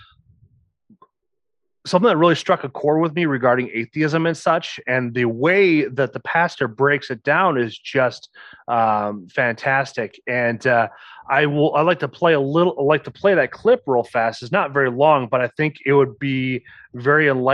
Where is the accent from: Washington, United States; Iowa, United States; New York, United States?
Iowa, United States; Osage; I am from Osage, Iowa